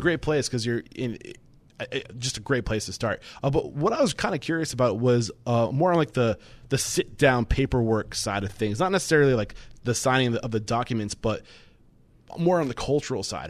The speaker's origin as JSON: {"language": "English", "region": "New England", "country": "United States", "said": "I'm from New England"}